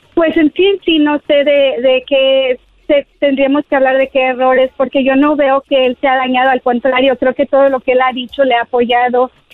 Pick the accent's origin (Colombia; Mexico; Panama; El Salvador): Mexico; now in United States; yo soy hispana y mexicana y amo mi cultura